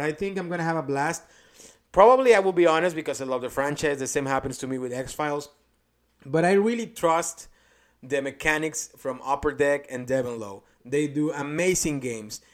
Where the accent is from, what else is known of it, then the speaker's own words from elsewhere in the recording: Mexico; first language Spanish; English is a second language; now in Indianapolis, United States; from the small town that I came from in Mexico